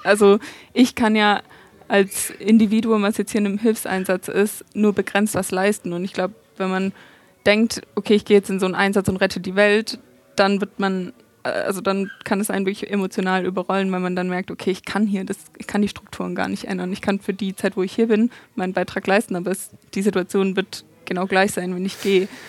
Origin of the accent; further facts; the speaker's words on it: Stuttgart, Baden-Württemberg, Germany; ich komme ja aus Stuttgart